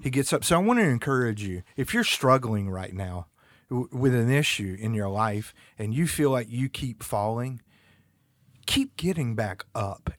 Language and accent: English; North Carolina, United States; also born or lived in Germany; I'm from the South, North Carolina. We like to fish and we like to hunt